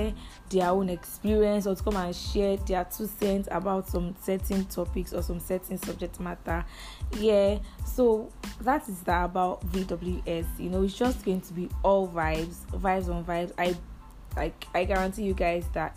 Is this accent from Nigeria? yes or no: yes; Badagry, Lagos, Nigeria; I hail from Badagry, Lagos State. Yup. I'm a proud Lagosian